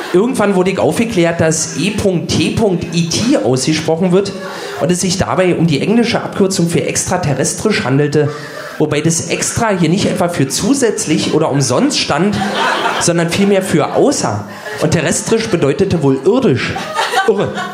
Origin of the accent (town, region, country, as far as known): Berlin, Germany; born or raised there